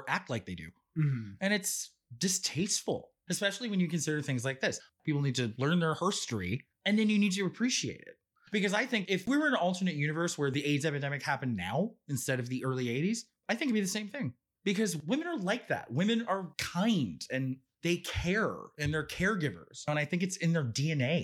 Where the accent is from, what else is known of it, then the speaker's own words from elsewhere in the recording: San Francisco, California, United States; now in New York City, United States; I'm from San Francisco